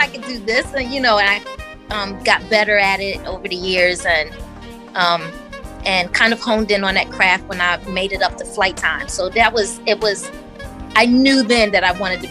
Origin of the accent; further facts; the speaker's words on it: Northern New Jersey, United States; now in West Virginia, United States; Growing up in Jersey, it was just a regular childhood